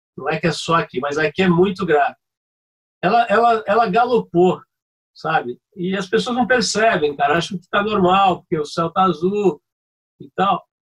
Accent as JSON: {"language": "Portuguese", "region": "São Paulo", "country": "Brazil", "said": "eu saí de São Paulo, fui parar no Rio de Janeiro com a minha família"}